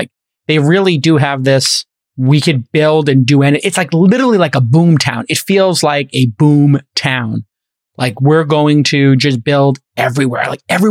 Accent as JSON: {"language": "English", "town": "New York City", "region": "New York", "country": "United States", "tie": "born or raised there", "said": "When I grew up in Brooklyn"}